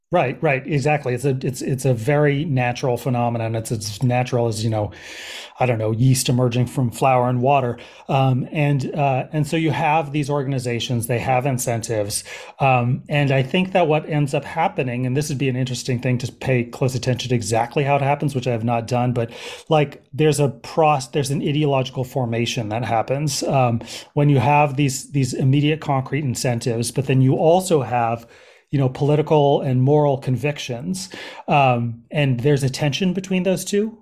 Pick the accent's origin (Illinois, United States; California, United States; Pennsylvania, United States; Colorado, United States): California, United States; Berkeley; moved away as an adult; also born or lived in Oakland / Los Angeles / New York City / East Coast; I grew up in the Bay Area, um, so this is home in terms of, um, terms of my childhood, um, I grew up in Berkeley